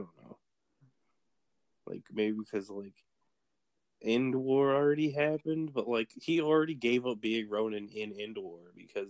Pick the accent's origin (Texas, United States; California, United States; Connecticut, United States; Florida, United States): Texas, United States; Texans